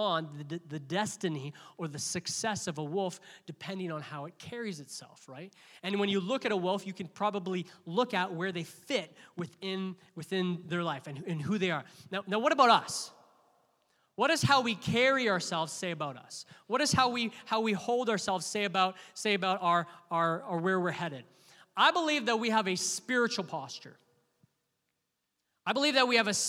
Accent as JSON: {"language": "English", "country": "Canada", "said": "we as Canadians, we're like, hey. We're very Canadian in our church"}